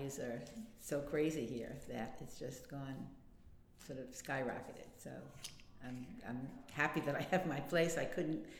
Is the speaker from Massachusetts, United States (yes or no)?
no; Long Island, Nassau County, New York, United States; moved away as an adult; now in Brooklyn, United States; I actually was born in Brooklyn, but my family moved to Long Island when I was young, I think about 5 or 6. And so I grew up on Long Island in Nassau County